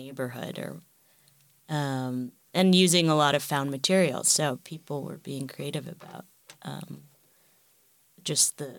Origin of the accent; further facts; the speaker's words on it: New York City, New York, United States; I am from New York City, born and raised.